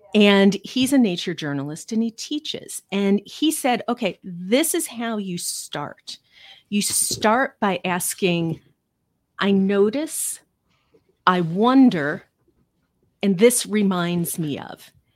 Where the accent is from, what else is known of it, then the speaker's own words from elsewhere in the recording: Cincinnati, Ohio, United States; moved away as an adult; also born or lived in New York City / Chicago; now in Manchester, United States; I grew up in Cincinnati